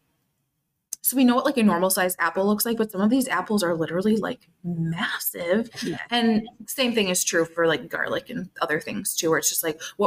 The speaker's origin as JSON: {"language": "English", "region": "Minnesota", "country": "United States", "tie": "born or raised there", "moved": "as an adult", "lives_now": "Northwest Illinois, United States", "said": "I don't live in Minnesota anymore. I'm in Northwest Illinois, but I grew up in Minnesota"}